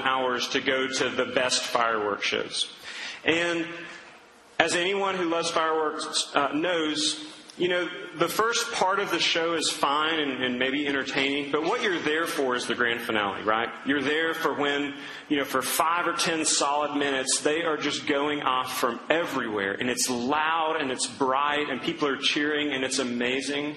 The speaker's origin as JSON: {"language": "English", "town": "Duncan", "region": "Oklahoma", "country": "United States", "tie": "born or raised there", "said": "growing up in Duncan, Oklahoma"}